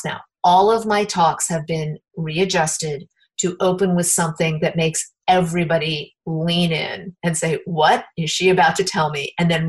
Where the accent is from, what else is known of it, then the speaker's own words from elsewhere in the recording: Indiana, United States; I have a regular monthly game night because I'm from Indiana, so we have game nights